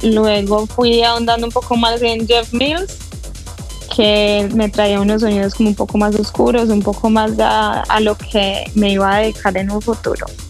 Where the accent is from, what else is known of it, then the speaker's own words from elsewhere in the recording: Colombia; yo soy colombiana